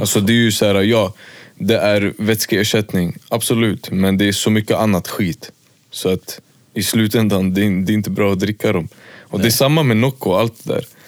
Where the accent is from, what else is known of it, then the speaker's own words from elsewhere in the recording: Märsta, Stockholm County, Sweden; also born or lived in Västerås; typ över sommaren när jag hade tid, då var jag hemma i Märsta